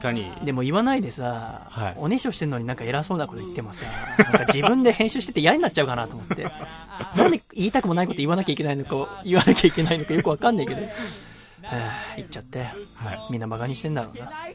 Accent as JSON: {"language": "Japanese", "town": "Yokohama", "region": "Kanagawa", "country": "Japan", "tie": "born or raised there", "said": "私は生まれも育ちも横浜の人間ですから"}